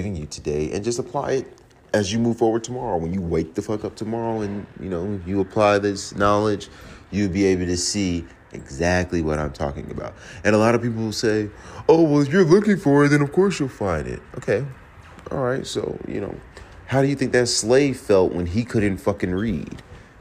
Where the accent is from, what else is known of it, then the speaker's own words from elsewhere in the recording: Virginia, United States; also born or lived in Georgia; now in Atlanta, United States; I'm from Virginia